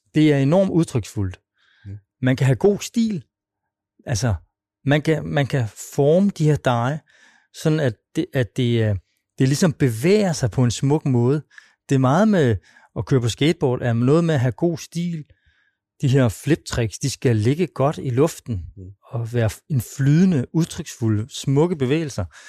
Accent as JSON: {"language": "Danish", "town": "Svendborg", "region": "Southern Denmark", "country": "Denmark", "tie": "born or raised there", "moved": "yes", "said": "oprindeligt er jeg fra Svendborg"}